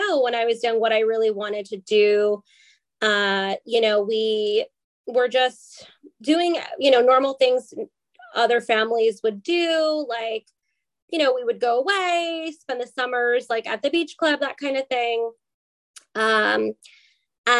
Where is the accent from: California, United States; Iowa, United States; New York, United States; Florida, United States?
New York, United States; New Rochelle; Westchester County in New Rochelle, New York. That's where I was born